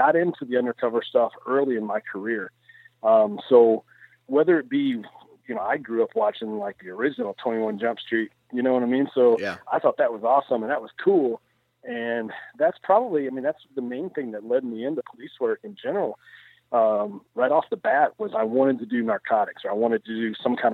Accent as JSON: {"language": "English", "region": "Central Kentucky", "country": "United States", "tie": "born or raised there", "moved": "as an adult", "lives_now": "Farmington, Iowa, United States", "said": "I grew up in Central Kentucky, very rural area."}